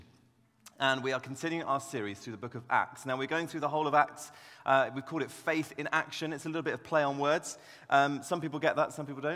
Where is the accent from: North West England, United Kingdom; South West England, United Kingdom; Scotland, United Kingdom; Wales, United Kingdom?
South West England, United Kingdom; Devon; I grew up down in Devon, actually, and my dad was a church pastor